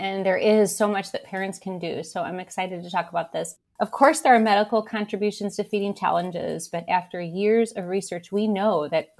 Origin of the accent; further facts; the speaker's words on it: Illinois, United States; moved away as an adult; also born or lived in Chicago, Illinois; now in Northwest Arkansas, United States; I am from the Midwest originally, as you mentioned, born in Illinois. I went to two Big Ten schools. And I lived and worked in the NICU field in Chicago for over 25 years